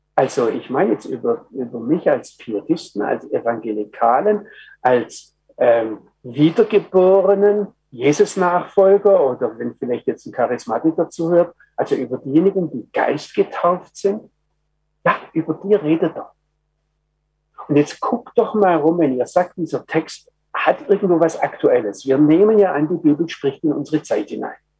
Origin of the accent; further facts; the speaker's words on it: Germany; ich als Deutscher